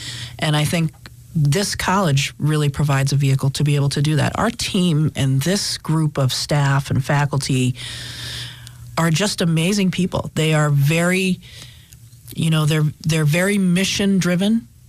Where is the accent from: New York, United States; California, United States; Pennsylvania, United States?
Pennsylvania, United States; Scranton; I love this city. I love this region. I love northeastern Pennsylvania. I was born and raised here in Scranton.